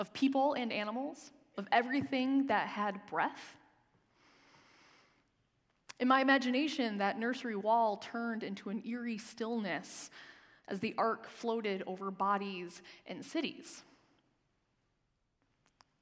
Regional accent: Michigan, United States; moved away; the church I grew up in back in Michigan

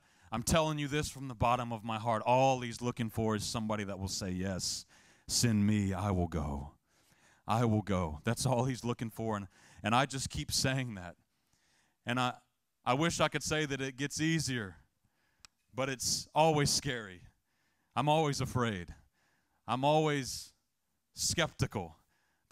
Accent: the South, United States; I'm a kid from the South

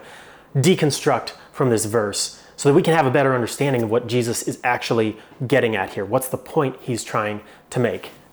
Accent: Phoenix, Arizona, United States; moved away; I grew up in Phoenix, Arizona, and it's hot in Phoenix, Arizona.

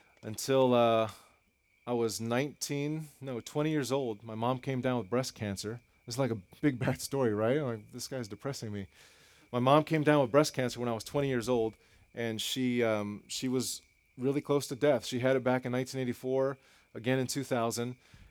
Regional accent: Los Angeles, California, United States; I grew up in East Los Angeles. Some people say they grew up in the hood, but they don't mean that. I grew up in the hood. The Matavia Projects is where I come from

